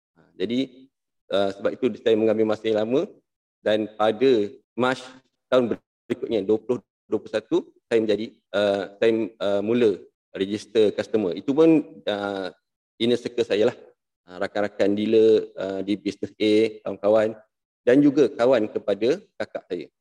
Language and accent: Malay; Muar, Johor, Malaysia; Saya berasal daripada Muar.